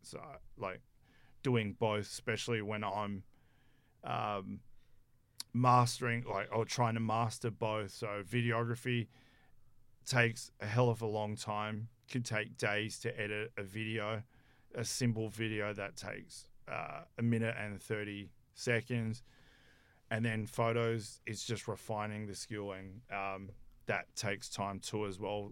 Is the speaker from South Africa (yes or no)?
yes; South Africa; moved away; I'm from South Africa